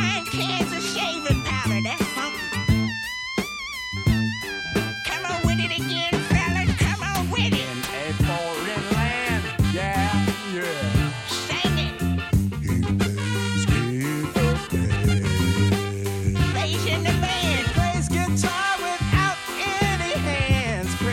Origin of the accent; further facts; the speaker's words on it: Bolton, North West England, United Kingdom; now in Dubai, United Arab Emirates; I'm from Bolton. I live in Dubai